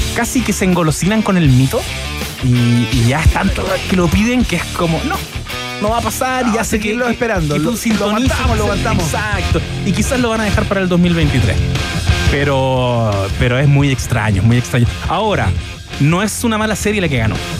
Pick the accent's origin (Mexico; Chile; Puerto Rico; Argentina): Chile; como chilenos